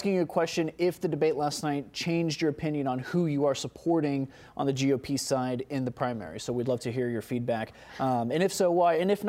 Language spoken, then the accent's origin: English; Atlanta, Georgia, United States; My hometown